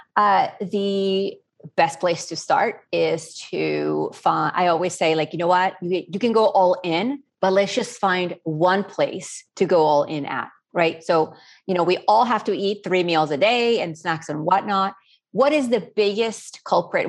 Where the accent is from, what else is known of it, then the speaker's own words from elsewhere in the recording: Spain; now in New Orleans, United States; I was born and raised in Spain